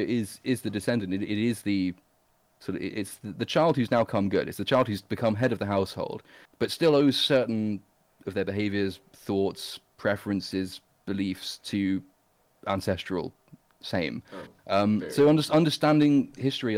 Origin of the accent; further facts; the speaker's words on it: England, United Kingdom; I'm English